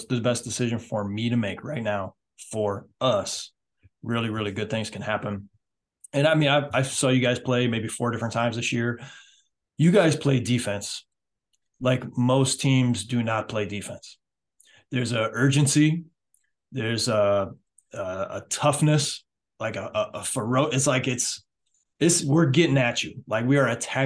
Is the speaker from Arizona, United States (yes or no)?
no; Michigan, United States; also born or lived in Ohio / Indiana / Europe; now in South Carolina, United States; I'm from Michigan. I've lived in Ohio. I've lived in Indiana before I came down here.